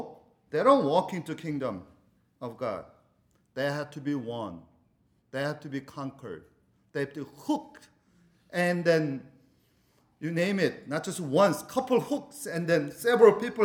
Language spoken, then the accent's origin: English; South Korea; moved away; when we were growing up in South Korea